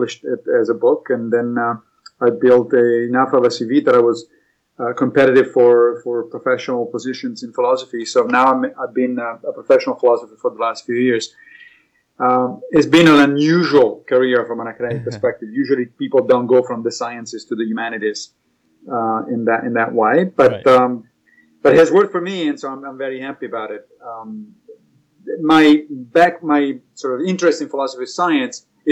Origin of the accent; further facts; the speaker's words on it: Rome, Lazio, Italy; English is a second language; moved away as an adult; also born or lived in Knoxville, Tennessee / Connecticut; now in United States; I was raised in Rome. I grew up there.